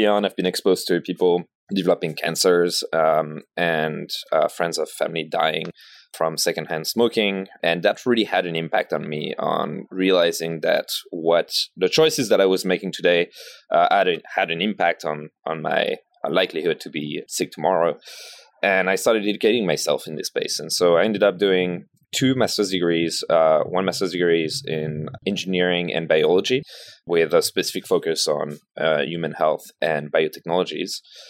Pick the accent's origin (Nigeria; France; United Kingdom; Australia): France; Paris, Île-de-France; Born and raised in Paris.